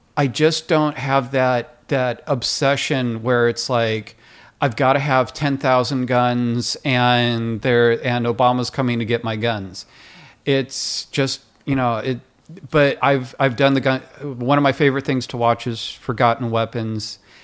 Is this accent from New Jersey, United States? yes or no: no; Livermore, California, United States; also born or lived in Bay Area, California; now in Los Angeles, United States; I was raised in Livermore, California, a redneck town